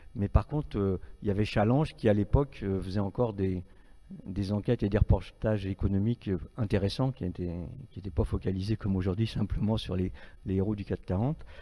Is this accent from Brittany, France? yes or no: yes; Marais de Redon, Brittany, France; je suis breton d'origine, euh, un petit village euh, des Marais de Redon, si certains connaissent, à la frontière des trois départements, Loire-Atlantique, Morbihan et, et Ille-et-Vilaine. Donc moi j'ai une enfance rurale